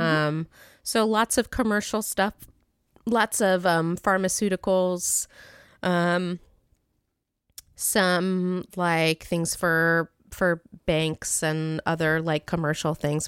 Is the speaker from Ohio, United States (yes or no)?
yes; Beavercreek, Ohio, United States; moved away; I grew up in Beaver Creek, Ohio, which is a little suburb, well, not so little anymore, which is a suburb of Dayton, Ohio